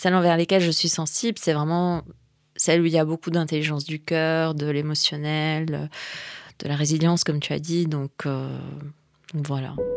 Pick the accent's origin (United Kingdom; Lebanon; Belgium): Lebanon; moved away; je suis née au Liban, j'ai vécu la guerre du Liban.